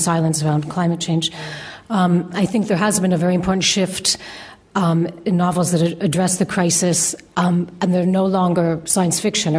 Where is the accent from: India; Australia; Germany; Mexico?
Mexico; Mexico City; growing up in Mexico City, it's such a megalopolis, and with soul-destroying traffic and air pollution